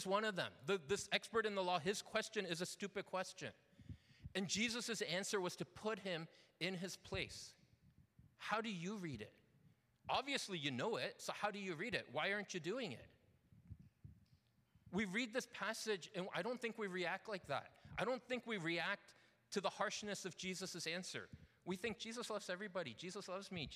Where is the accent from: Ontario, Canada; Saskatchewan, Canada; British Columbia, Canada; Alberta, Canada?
Ontario, Canada; London; moved away as an adult; I grew up not in Toronto. I grew up in a little town called London.